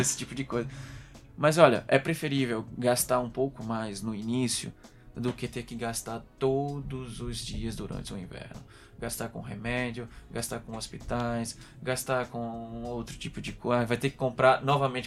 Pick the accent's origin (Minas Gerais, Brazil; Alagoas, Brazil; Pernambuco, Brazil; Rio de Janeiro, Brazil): Alagoas, Brazil; Maceió; moved away as an adult; now in Coimbra, Portugal; eu sou de Maceió, Alagoas, Nordeste